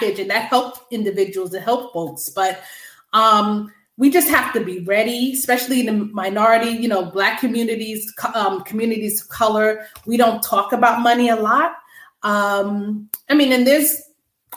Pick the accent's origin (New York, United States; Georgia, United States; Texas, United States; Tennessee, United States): New York, United States; Long Island; also born or lived in Brooklyn, New York; I was born in Brooklyn, New York. My family moved to Long Island when I was 5.